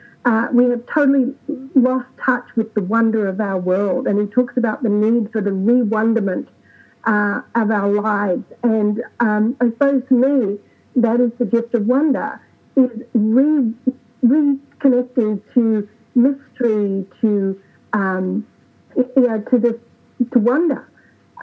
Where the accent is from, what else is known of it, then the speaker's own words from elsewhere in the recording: Australia; now in United States; growing up in Australia, where we don't have an equivalent to Thanksgiving